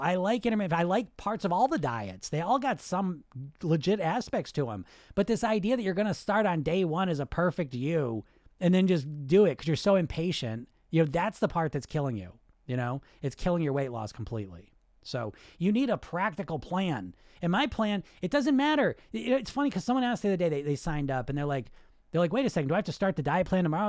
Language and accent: English; United States; So I'm Greek, I grew up in America